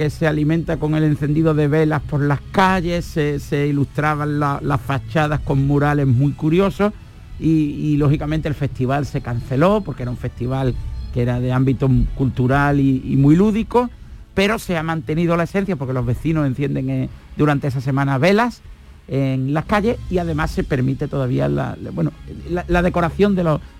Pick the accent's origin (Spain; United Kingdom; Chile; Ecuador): Spain; Córdoba, Andalusia; moved away; soy cordobés.